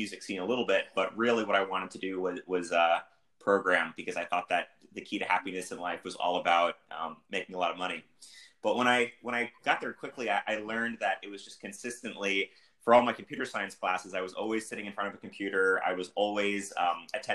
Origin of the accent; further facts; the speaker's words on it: Northern New Jersey, United States; moved away as an adult; also born or lived in Ithaca, New York; now in Atlanta, United States; I was born and raised in the Northeast, and I never thought I would live in the South